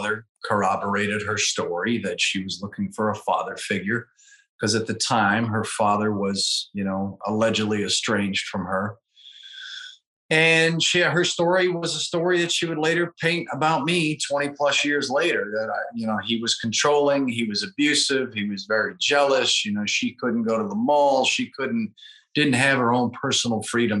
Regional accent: Pittsburgh, Pennsylvania, United States; moved away as an adult; also born or lived in Louisville, Kentucky / North Carolina; now in Charleston, United States; Originally from the Pittsburgh, Pennsylvania area

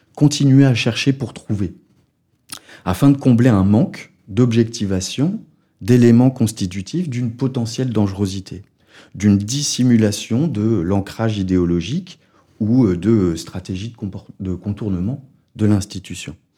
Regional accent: France; accent: French; avec mon accent français

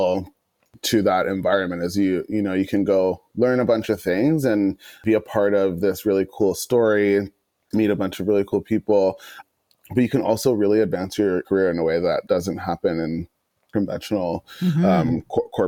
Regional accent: Toronto, Ontario, Canada; moved away as an adult; also born or lived in London, Ontario; now in Vancouver, Canada; I was born in Scarborough and spent half of my childhood in Scarborough, the other half in another suburb in Ontario

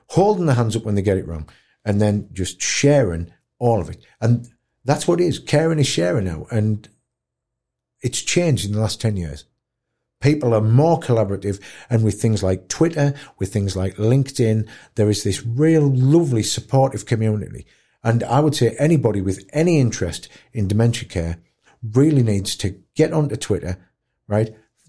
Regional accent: Tow Law, North East England, United Kingdom; also born or lived in York; It reminded me a lot of growing up in Taulaw. Like a, you know, a former mining village in the northeast. Everybody knows everybody in Taulaw. We've got about 1,200 people.

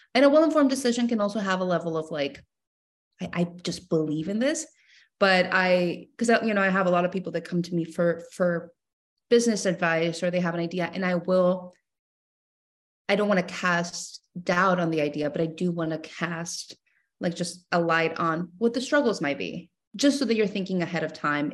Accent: Mexico; moved away; I was born and raised in Mexico, so I grew up loving chamoy my entire life

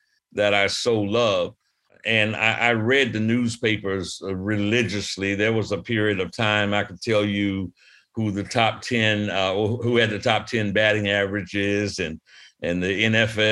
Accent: Brandywine, Maryland, United States; also born or lived in Washington, D.C.; grew up in a little rural community, Brandywine, Maryland, about 30 miles south of Washington, D.C.

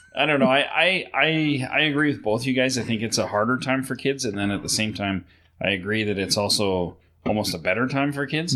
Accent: Sylvan Lake, Alberta, Canada; I grew up in Sylvan Lake, so we'd go to Red Deer, which is 20 minutes away

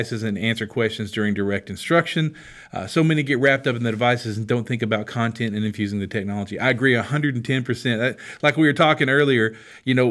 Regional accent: Hope, Arkansas, United States; We're from Arkansas, Hope, Arkansas

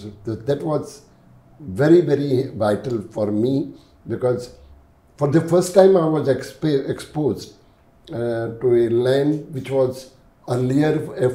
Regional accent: Goa, India; also born or lived in Mumbai; I was born during the Portuguese regime. I was in my late teens when the Portuguese were driven away

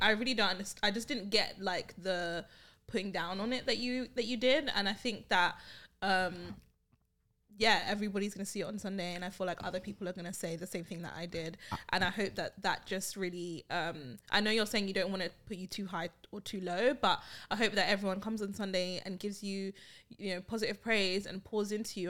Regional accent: London, United Kingdom; I'm from Brixton, Brixton Hill

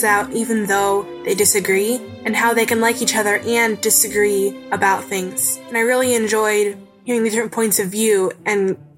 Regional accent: Michigan, United States; I'm from Michigan. I'm 14 years old.

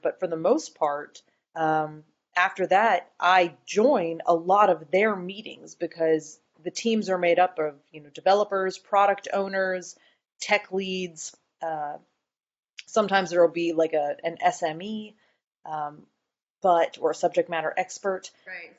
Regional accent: Boone, North Carolina, United States; also born or lived in Research Triangle, North Carolina; I'm from Boone, North Carolina

